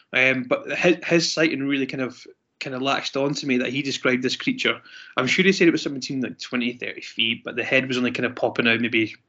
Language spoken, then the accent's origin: English; Scotland, United Kingdom; I'm Scottish